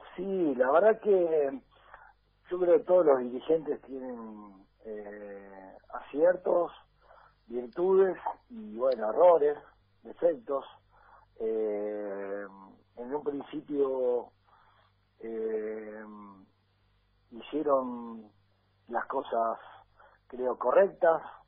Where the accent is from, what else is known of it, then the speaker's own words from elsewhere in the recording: Rosario, Santa Fe, Argentina; nací en Rosario y hice todas las inferiores en Nubes